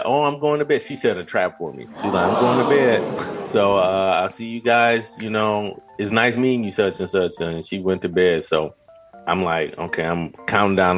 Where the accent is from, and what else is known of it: Detroit, Michigan, United States